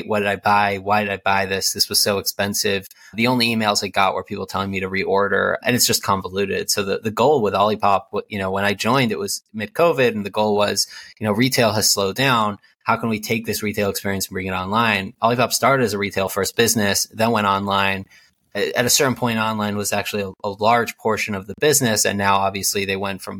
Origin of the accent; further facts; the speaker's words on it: New Jersey, United States; also born or lived in Israel; I grew up in Jersey, number two of 10 children, very ultra-Orthodox Jewish world